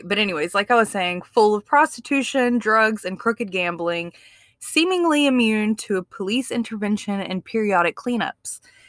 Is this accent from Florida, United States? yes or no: no; Mississippi, United States; As somebody born and raised in Mississippi